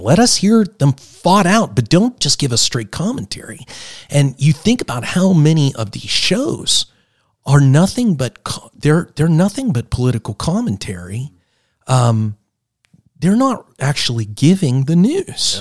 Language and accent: English; Pittsburgh, Pennsylvania, United States; I grew up in Pittsburgh